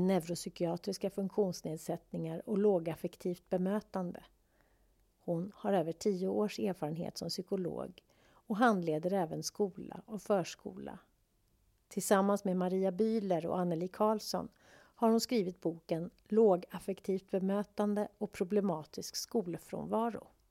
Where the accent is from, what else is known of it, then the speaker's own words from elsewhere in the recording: Sweden; Vi svenskar